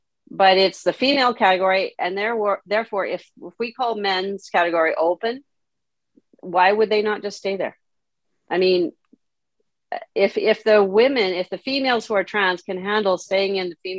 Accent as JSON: {"language": "English", "country": "Canada", "also_born_or_lived": "South America", "said": "part of the reason why I was in South America as a Canadian was my parents were Christian missionaries"}